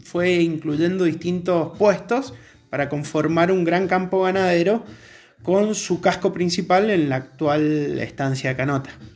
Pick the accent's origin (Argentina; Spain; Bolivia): Argentina; Mendoza; nacido y criado en Mendoza